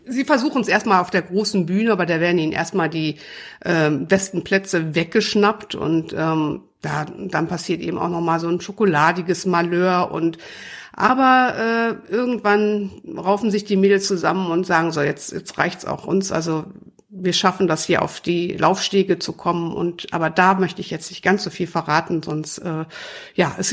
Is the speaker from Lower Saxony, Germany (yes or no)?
no; Krefeld, North Rhine-Westphalia, Germany; Ich komme ja aus Krefeld und vor Jahren gab es bei uns immer die große, es heißt die größte Straßenmodenschau der Welt angeblich.